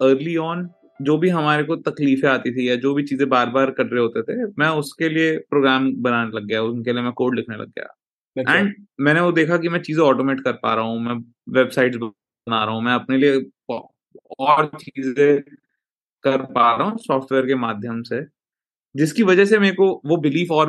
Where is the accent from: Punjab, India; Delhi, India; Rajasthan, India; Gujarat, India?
Delhi, India; Rohini; मैं आ, दिल्ली के एक northern part of Delhi Rohini में पला बड़ा